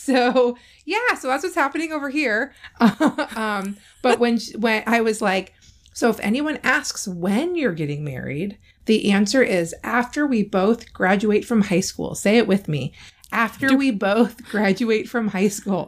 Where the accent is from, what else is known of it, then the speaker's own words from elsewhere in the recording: California, United States; moved away; I grew up in California where middle school starts in the seventh grade.